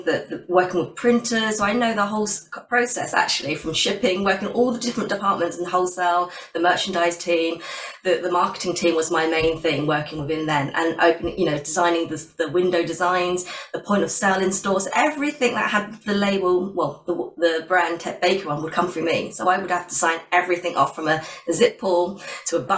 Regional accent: West Sussex, South East England, United Kingdom; moved away as an adult; also born or lived in London; I've moved back to down to my hometown in West Sussex, so near the coast

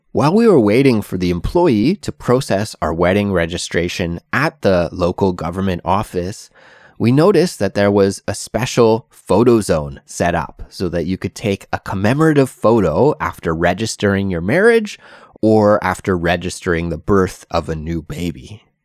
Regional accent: Canada; moved away as an adult; now in South Korea; I currently live in South Korea, although I'm originally from Canada

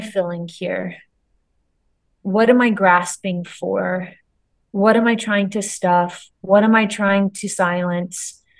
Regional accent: Myrtle Beach, South Carolina, United States; I grew up in Myrtle Beach, big tourist town where the ER was very busy

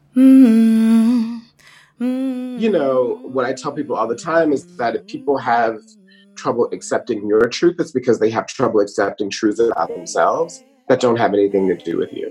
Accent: Atlanta, Georgia, United States; also born or lived in Brooklyn, New York; now in New York, United States; I grew up in Atlanta, Georgia, but am a New Yorker. I live in Brooklyn

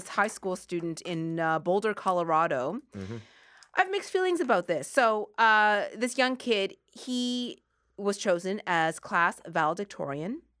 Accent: Sackville, Nova Scotia, Canada; I grew up in Sackville, Nova Scotia.

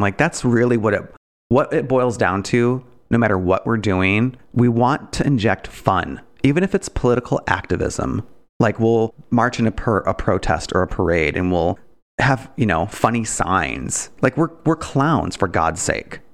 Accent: Detroit, Michigan, United States; I'm from Detroit. I had m, Detroit public school education

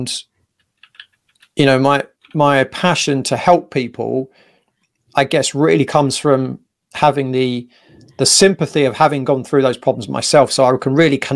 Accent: England, United Kingdom; as most English lads are

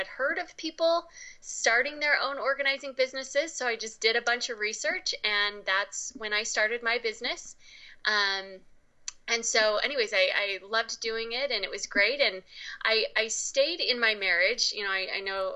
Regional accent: Utah, United States; I grew up here in Utah

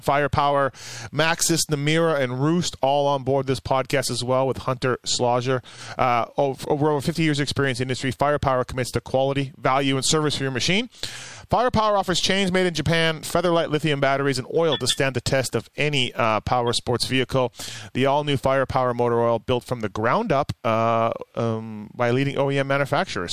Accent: Canada; I'm from Canada

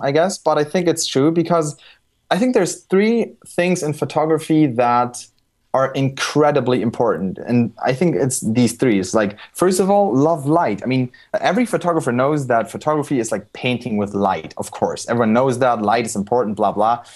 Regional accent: Germany; I was born in Germany, raised in Germany

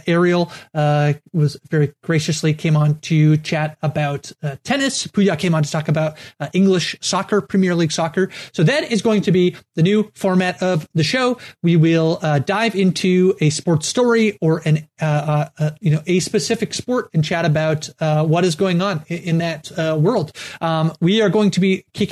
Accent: Canada; I'm a Canadian

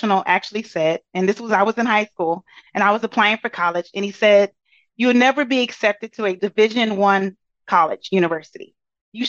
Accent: Brazoria, Texas, United States; I am from a small town outside of Houston. I normally say Houston because it's easier, but my population was about 4,000 people

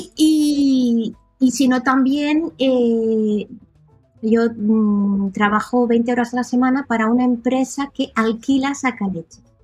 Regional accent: Reus, Catalonia, Spain; first language Catalan; Spanish is a second language; moved away as an adult; now in near Marseille, France; yo soy nacida en Reus, provincia de Tarragona

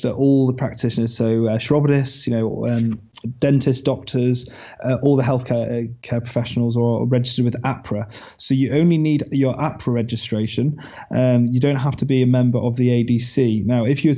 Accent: England, United Kingdom; I'm an English dentist, want to move across

